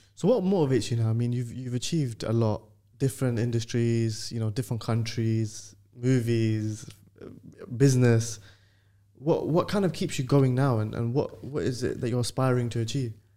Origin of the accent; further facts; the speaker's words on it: London, United Kingdom; being from London